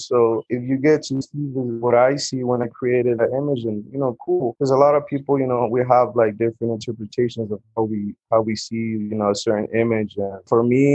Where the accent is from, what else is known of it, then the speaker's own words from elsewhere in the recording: Acapulco, Guerrero, Mexico; moved away; I'm originally from Acapulco, Guerrero, here at Mexicano